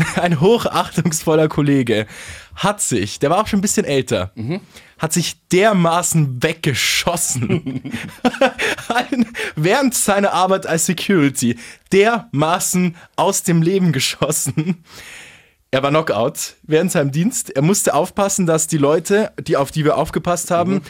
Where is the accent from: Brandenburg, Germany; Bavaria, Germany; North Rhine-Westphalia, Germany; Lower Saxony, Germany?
Bavaria, Germany; hier bei uns in Bayern